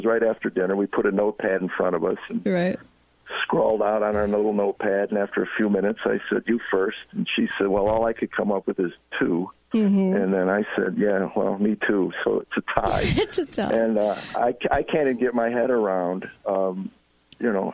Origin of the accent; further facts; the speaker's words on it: Chicago, Illinois, United States; moved away; Chi-Town. Yes, nice. Where I grew up